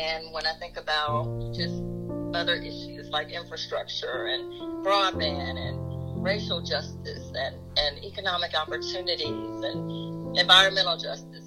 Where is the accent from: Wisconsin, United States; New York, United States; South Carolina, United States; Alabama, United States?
South Carolina, United States; Bennettsville; Bennettsville, which is my hometown county